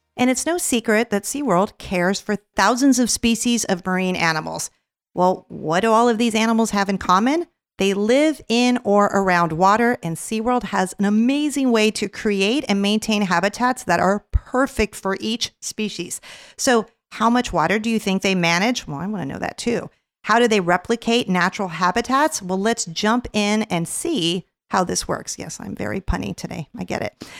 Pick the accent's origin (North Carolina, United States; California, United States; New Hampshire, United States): California, United States; Los Angeles; I grew up in Los Angeles, California